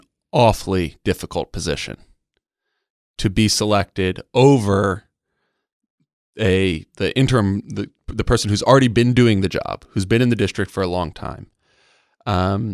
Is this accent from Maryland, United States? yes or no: yes; Maryland, United States; now in San Diego, United States; In Maryland, where my hometown